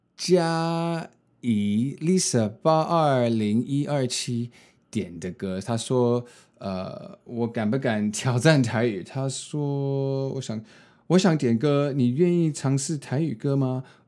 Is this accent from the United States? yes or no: yes; United States; now in Taiwan; 我没有在，呃，台湾长大，然后受的教育也不是，就是华人的教育，就是在美国，呃，读书